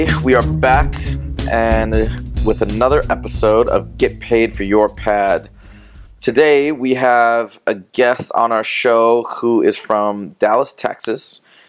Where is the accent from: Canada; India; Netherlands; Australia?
Netherlands; accent: Dutch